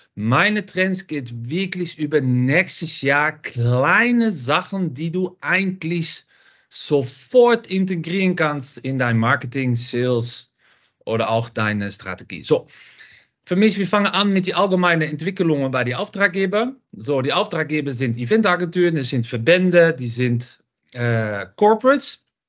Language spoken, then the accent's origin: German; Netherlands; German is a second language; moved away as an adult; now in Düsseldorf, Germany; Man hört das auch ein bisschen. Ich komme aus Holland